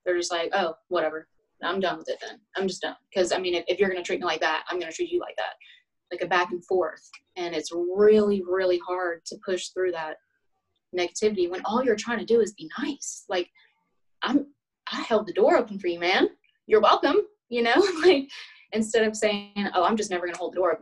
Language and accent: English; Alabama, United States; accent: Southern